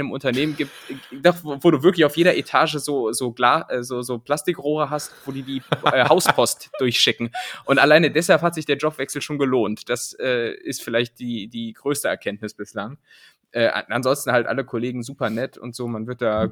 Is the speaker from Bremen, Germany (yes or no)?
no; Lower Saxony, Germany; moved away; dieses Niemandsland, in dem ich ja aufgewachsen